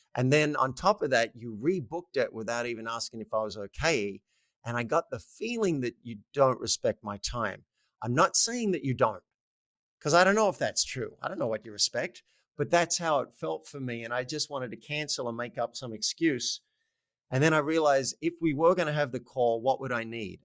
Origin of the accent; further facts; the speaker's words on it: Australia; moved away; I'm Australian